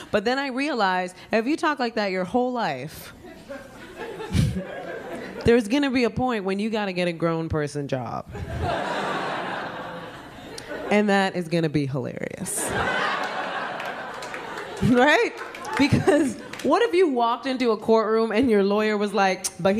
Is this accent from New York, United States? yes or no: yes; New York City, New York, United States; native New Yorker. I know some of you are visiting. Thank you. Thank you. I am born and raised in the Bronx, New York